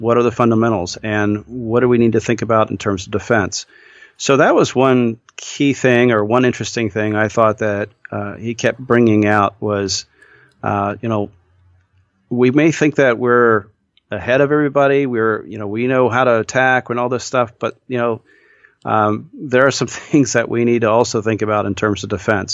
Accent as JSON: {"language": "English", "region": "Midwest", "country": "United States", "tie": "born or raised there", "said": "I grew up in the Midwest"}